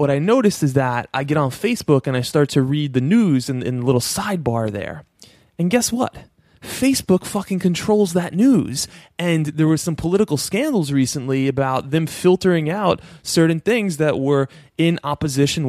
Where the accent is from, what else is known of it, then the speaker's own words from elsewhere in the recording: New York, United States; I'm from New York. I live in New York